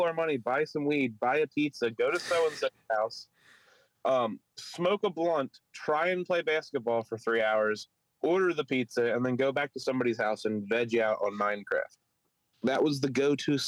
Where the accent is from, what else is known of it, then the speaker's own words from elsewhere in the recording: Philadelphia, Pennsylvania, United States; accent: Philly; my Philly accent